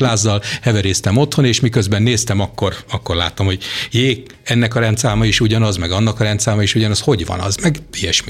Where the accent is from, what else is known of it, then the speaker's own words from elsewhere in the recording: Jászberény, Jász-Nagykun-Szolnok, Hungary; én Jászberényi vagyok